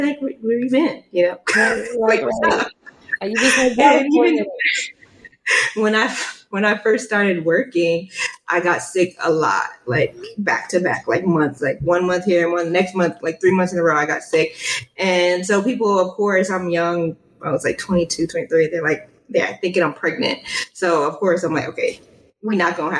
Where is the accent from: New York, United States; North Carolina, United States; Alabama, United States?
New York, United States; New York City; growing up in New York, we listened to a lot of hip hop and stuff like